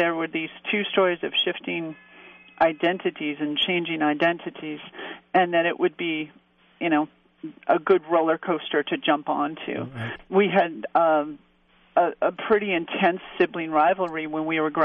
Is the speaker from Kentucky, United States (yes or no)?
no; Montana, United States; moved away; So I got back to this relatively small town in Montana